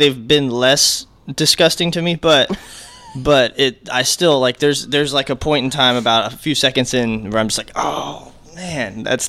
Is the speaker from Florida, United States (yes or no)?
yes; Plant City, Florida, United States; I still live in Plant City.